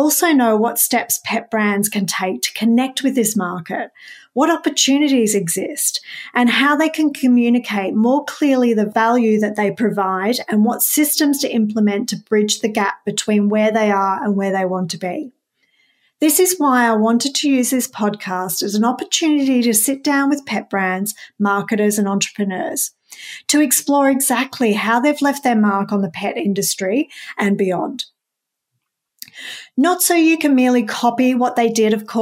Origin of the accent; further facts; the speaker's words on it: Melbourne, Victoria, Australia; I'm from Melbourne, Australia